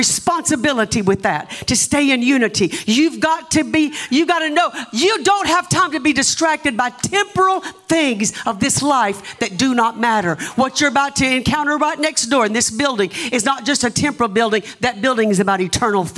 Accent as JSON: {"language": "English", "area": "the South", "region": "Southern United States", "country": "United States", "accent": "Southern", "said": "my Southern accent"}